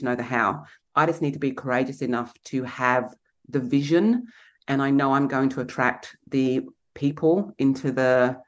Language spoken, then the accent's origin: English; Kent, South East England, United Kingdom; moved away; also born or lived in London; I grew up in Kent in England